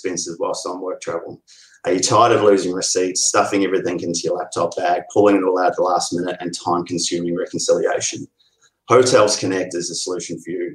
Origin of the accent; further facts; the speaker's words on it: Oamaru, Otago, New Zealand; now in Melbourne, Australia; originally from Oamaru. Been living in Melbourne since 2005